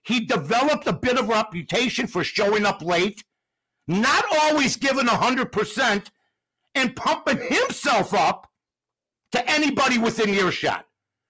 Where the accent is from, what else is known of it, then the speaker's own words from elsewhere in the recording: Chicago, Illinois, United States; the nonsense going on in Chicago, in my hometown